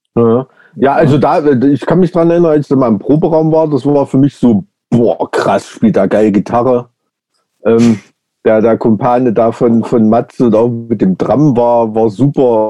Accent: Weimar, Thuringia, Germany; ich bin ja in so einem Plattenbaugebiet aufgewachsen in der DDR

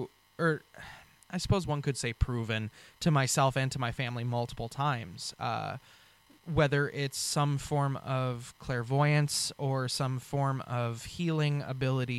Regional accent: Western Washington, United States; also born or lived in Bellevue / Carnation / Burien / Federal Way; I'm actually from Washington State. I grew up in Western Washington from birth, born and raised in Bellevue

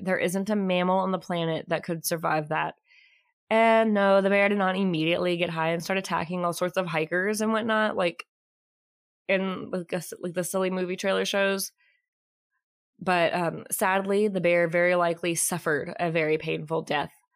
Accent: Kentucky, United States; moved away as an adult; now in Texas, United States; I am originally from Kentucky. I was born and raised living there until I was about nineteen.

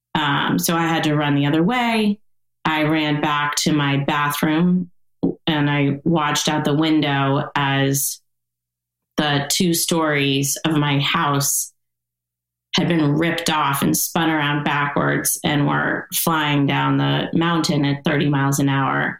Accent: East Coast, United States; now in Montecito, United States; where I grew up on the East Coast

